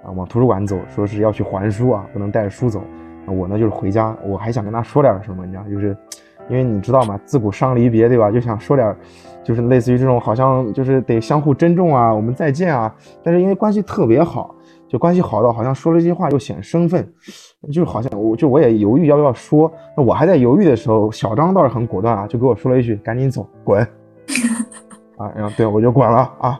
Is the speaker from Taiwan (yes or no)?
no; Wuhu, Anhui, China; moved away as an adult; now in Hangzhou, China; 我这从小在农村长大，对吧？经过了这个十几年的寒窗苦读啊，成功地从芜湖的农村迈入了合肥的农村